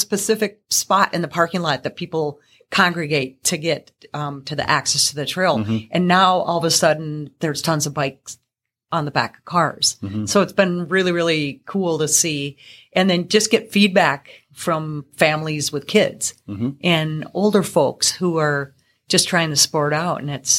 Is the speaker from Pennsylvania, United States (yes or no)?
no; Duluth, Minnesota, United States; also born or lived in Twin Cities; now in Seeley, United States; I'm not. I'm actually originally from Duluth, down into the Twin Cities, to God's country.